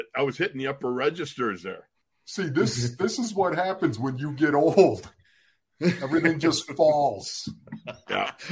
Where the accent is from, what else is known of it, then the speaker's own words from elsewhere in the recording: Buffalo, New York, United States; we're all three of us we're from Buffalo.